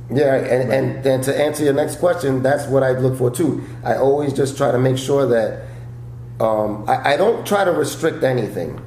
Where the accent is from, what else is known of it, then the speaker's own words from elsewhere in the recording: New York, United States; moved away as an adult; now in Los Angeles, United States; I grew up in New York, started stand up in New York